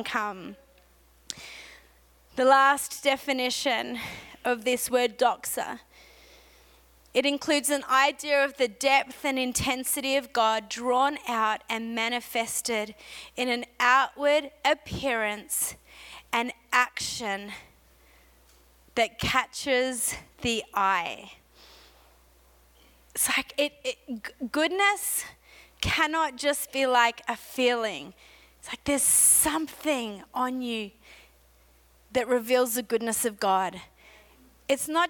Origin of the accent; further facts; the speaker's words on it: Australia; accent: Aussie; moved away as an adult; now in Montreal, Canada; I have an Aussie accent